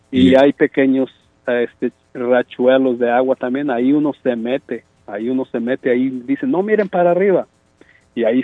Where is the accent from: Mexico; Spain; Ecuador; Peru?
Mexico; yo soy mexicano.